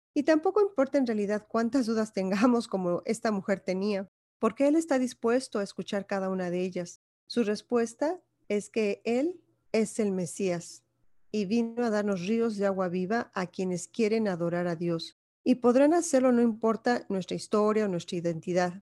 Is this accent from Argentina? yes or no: no; Mexico; Como mexicana, yo crecí en una sociedad machista